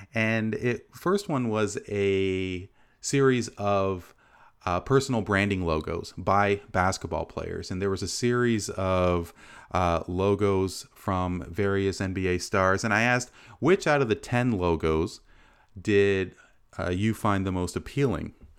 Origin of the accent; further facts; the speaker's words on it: Canada; as a Canadian, uh, proud Sri Lankan lineage